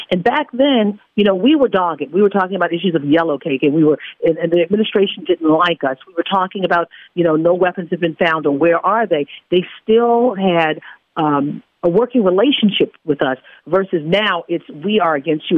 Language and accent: English; Baltimore, Maryland, United States; I'm a kid from Baltimore who grew up watching you